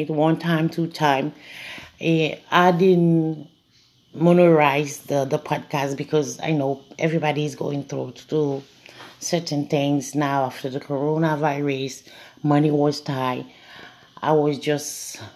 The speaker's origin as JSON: {"language": "English", "country": "Haiti", "moved": "yes", "said": "I don't have a big family because I'm a foreigner. As I told you, I'm from Haiti"}